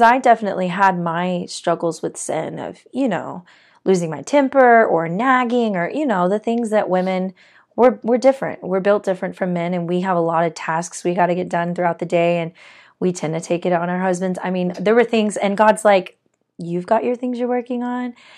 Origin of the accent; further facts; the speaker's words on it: Corpus Christi, Texas, United States; also born or lived in Arlington, Texas; I originally grew up in Corpus Christi. I was born in Arlington, Texas, but moved to Corpus